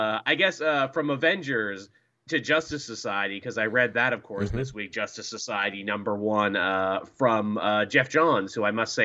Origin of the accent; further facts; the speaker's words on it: Canada; I'm Canadian